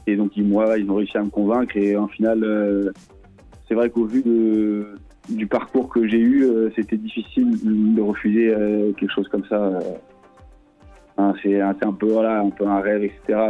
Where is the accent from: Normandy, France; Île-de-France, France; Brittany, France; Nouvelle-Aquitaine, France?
Brittany, France; Lorient; moved away as an adult; also born or lived in Plouzané / Rennes; J'ai fait 11 ans à Lorient jusqu'à jusqu'à mes 18 jusqu'à mes 18 ans